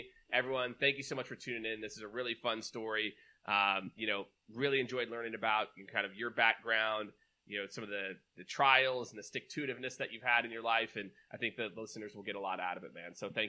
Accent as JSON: {"language": "English", "town": "Kansas City", "country": "United States", "also_born_or_lived": "New York", "moved": "yes", "lives_now": "Austin, United States", "said": "I'm originally from Kansas City"}